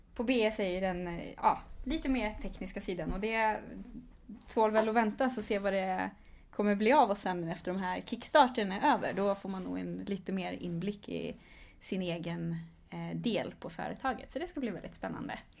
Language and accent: Swedish; Vara, Västra Götaland, Sweden; moved away as an adult; also born or lived in Lund; now in Stockholm, Sweden; jag kommer ifrån Västergötland, eh, ifrån ett litet ställe som heter Vara